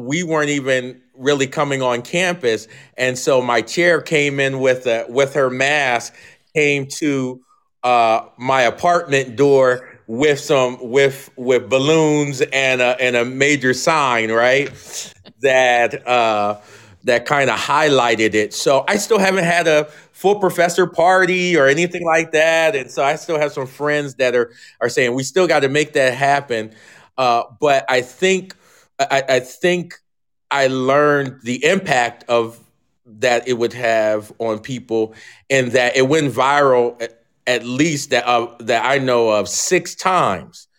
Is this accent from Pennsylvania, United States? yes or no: yes; Philadelphia, Pennsylvania, United States; moved away as an adult; also born or lived in Alabama; now in Moscow, Idaho, United States; I'm from the Philadelphia area